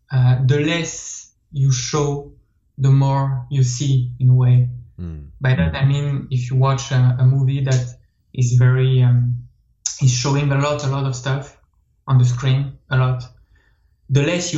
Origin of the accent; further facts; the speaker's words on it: France; accent: French; English is a second language; accent is French, so